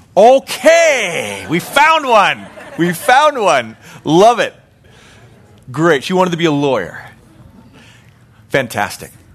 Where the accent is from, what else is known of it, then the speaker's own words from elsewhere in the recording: Calgary, Alberta, Canada; moved away as an adult; now in United States; I grew up in Western Canada, a place called Calgary, Alberta.